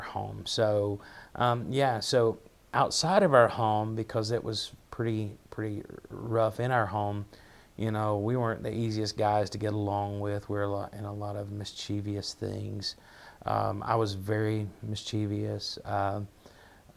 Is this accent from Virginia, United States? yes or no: yes; Dante, Virginia, United States; accent: Appalachian; also born or lived in Washington County, Virginia; I'm from Russell County, Virginia, which is probably closer to Kentucky. I grew up there.